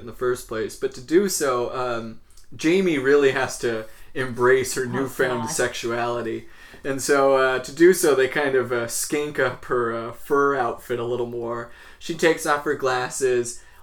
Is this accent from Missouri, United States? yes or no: no; Visalia, California, United States; growing up in Christian Visalia